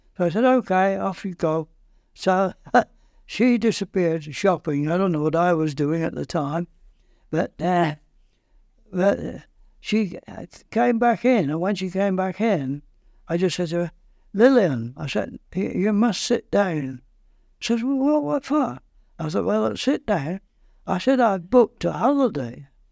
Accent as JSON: {"language": "English", "area": "Lancashire", "region": "North West England", "country": "United Kingdom", "also_born_or_lived": "Kingston upon Thames, England", "moved": "as an adult", "lives_now": "Port Erin, Isle of Man", "said": "I'm not a Londoner, I'm from Lancashire."}